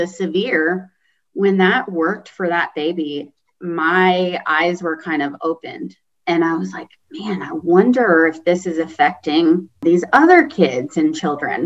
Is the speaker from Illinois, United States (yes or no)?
no; Kentucky, United States; moved away as an adult; also born or lived in Indiana; now in Greenville, United States; I'm originally from Kentucky, and even from Kentucky to Indiana was a change for sure.